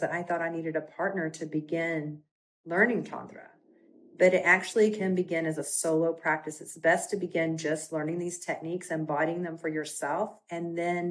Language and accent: English; Texas, United States; accent: Texas twang; I'm from Texas, so sometimes I put a little Texas twang on it